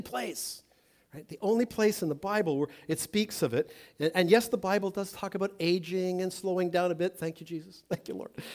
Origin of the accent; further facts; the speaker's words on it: Toronto, Ontario, Canada; I'm from Toronto